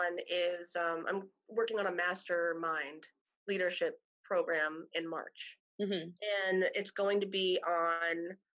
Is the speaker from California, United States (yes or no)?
no; New Jersey, United States; I'm from New Jersey.